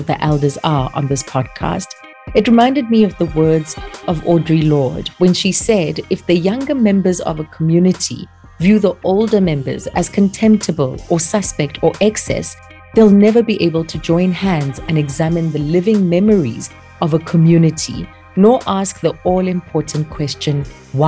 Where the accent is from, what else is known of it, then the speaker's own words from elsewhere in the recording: Soweto, Gauteng, South Africa; I grew up in Soweto